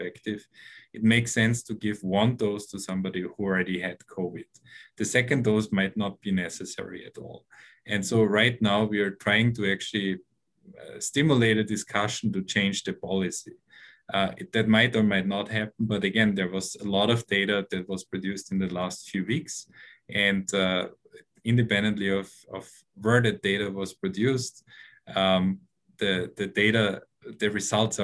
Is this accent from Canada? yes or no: no; Austria; now in New York, United States; I'm originally from Austria